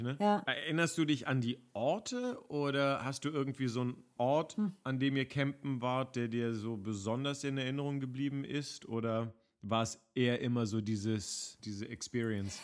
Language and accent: German; Berlin, Germany; ich bin ja in Westberlin geboren und auch groß geworden